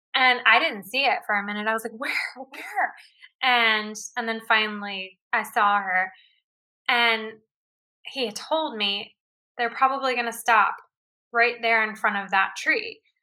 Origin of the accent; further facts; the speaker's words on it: Houston, Texas, United States; I grew up in in Houston, Texas. Like that's where I was born